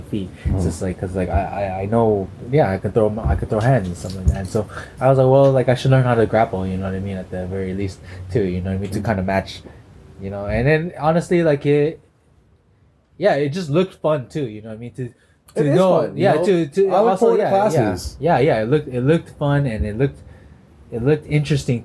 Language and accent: English; Los Angeles, California, United States; I grew up freaking, you know